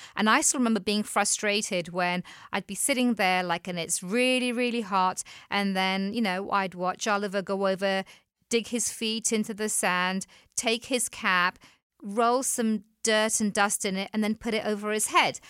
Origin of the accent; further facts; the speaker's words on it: England, United Kingdom; moved away as an adult; back home in England